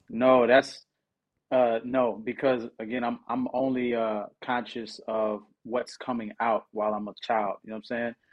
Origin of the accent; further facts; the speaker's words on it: Houston, Texas, United States; also born or lived in New Orleans, Louisiana; I was born in New Orleans and moved when I was, like, three. So I'm Hous-, I'm Houston for life, baby